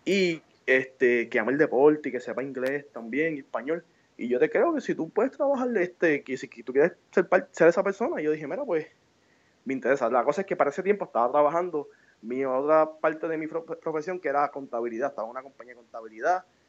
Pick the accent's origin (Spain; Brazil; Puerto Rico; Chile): Puerto Rico; moved away as an adult; now in New York, United States; yo nací en Puerto Rico, me, crié allá y, fui a la escuela y fui a la, a UPR